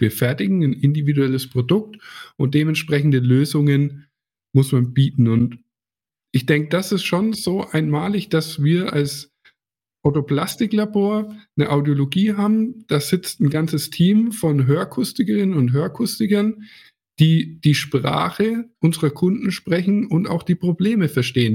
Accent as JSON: {"language": "German", "town": "Hersbruck", "region": "Bavaria", "country": "Germany", "tie": "born or raised there", "said": "ist ja auch meine Heimat hier"}